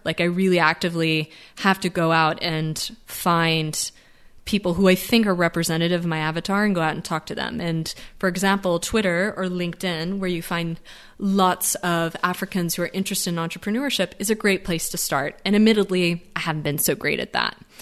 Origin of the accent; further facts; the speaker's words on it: United States; I speak as being an American